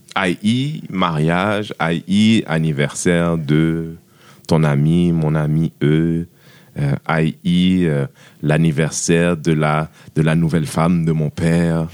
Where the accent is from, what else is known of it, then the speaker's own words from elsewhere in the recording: Haiti; moi je suis haïtien